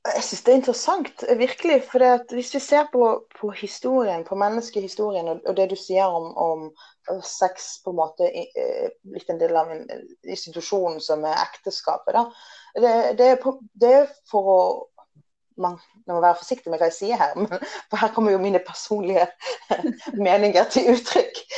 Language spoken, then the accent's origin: Norwegian; Western Norway, Norway; moved away as an adult; also born or lived in England; now in Oslo, Norway; som du kan høre, så er det, jeg er oppvokst på Vestlandet.